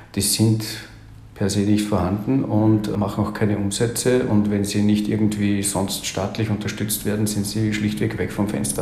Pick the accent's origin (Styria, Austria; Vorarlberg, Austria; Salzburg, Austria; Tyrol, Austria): Salzburg, Austria; now in Carinthia, Austria; bei mir ist unschwer herauszuhören, dass ich, dass ich Österreicher bin, gebürtiger Salzburger, jetzt aber in Kärnten lebe